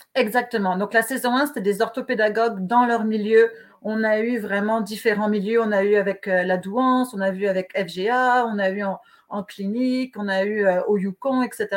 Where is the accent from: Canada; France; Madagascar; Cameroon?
France; accent: French; moved away; comme on peut le voir à mon accent, je, suis née en France